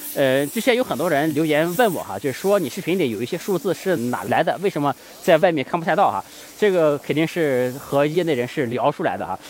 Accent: China; 我们中国人想做的是确保 Web three 的革命不要发生在中国

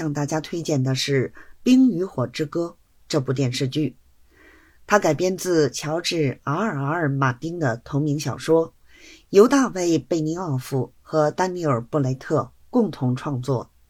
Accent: Beijing, China; ，希望呢，大家每天都能享受到电影和电视剧带来的欢乐。

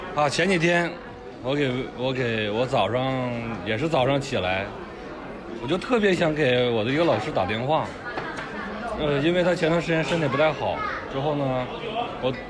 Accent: northern China, China; 我是一个北方人

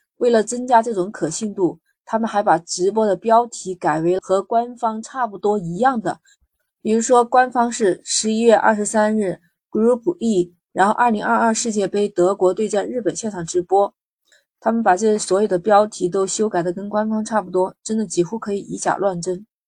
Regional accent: China; 我们生活在强大的中国

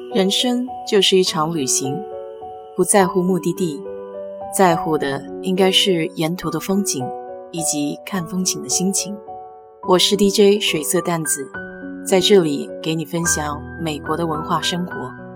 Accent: China; 我们中国人

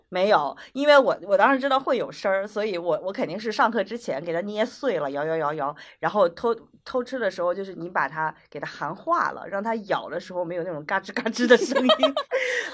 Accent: Hunan, China; now in Beijing, China; 我是湖南的

